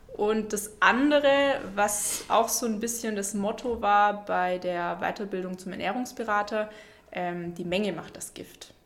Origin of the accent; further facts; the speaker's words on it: near Stuttgart, Baden-Württemberg, Germany; moved away as an adult; now in Konstanz, Germany; ich komme ursprünglich aus der Nähe von Stuttgart, bin jetzt aber seit zehn Jahren in Konstanz